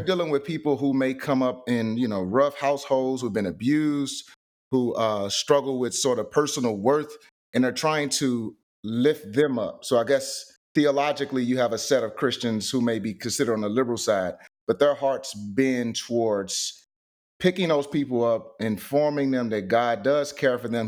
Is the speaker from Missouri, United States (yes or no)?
yes; St. Louis, Missouri, United States; I am from Saint Louis, Missouri, born and raised.